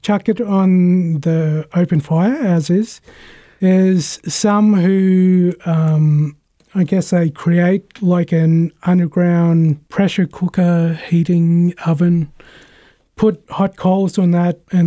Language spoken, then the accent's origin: English; Melbourne, Victoria, Australia; Melbourne, my neck of the woods